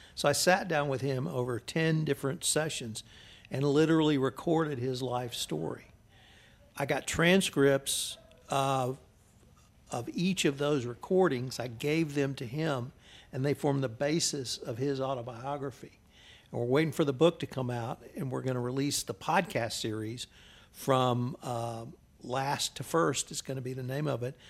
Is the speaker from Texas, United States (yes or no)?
yes; Houston, Texas, United States; moved away as an adult; now in Kerrville, United States; I was from Houston.